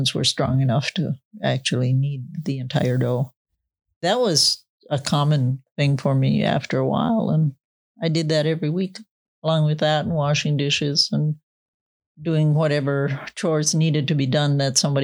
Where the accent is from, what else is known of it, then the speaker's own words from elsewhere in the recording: Henning, Minnesota, United States; moved away; I'm from Minnesota, upper north central area of Minnesota, where it gets a little bit colder than normal